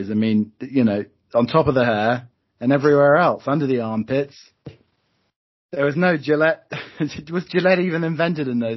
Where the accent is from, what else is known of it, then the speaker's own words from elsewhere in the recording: Croydon, London, United Kingdom; we're both from Croydon as well